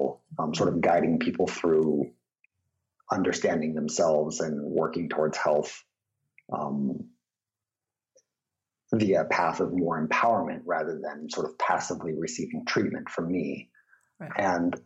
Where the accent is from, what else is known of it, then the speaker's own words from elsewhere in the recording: San Diego, California, United States; I was raised in San Diego, total redneck part of San Diego